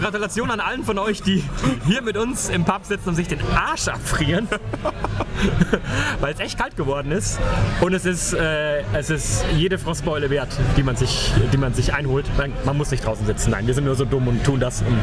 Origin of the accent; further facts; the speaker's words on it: Germany; now in United Kingdom; als, als Deutscher